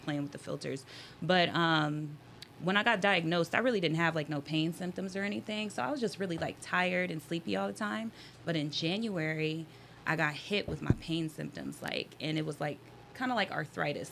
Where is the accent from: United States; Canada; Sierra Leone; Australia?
United States; Las Vegas, Nevada; I was born and raised in Las Vegas